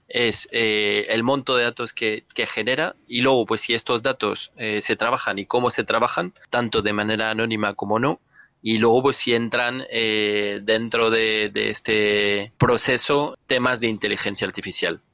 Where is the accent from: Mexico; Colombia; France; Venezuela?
France; now in Madrid, Spain; Yo, como francés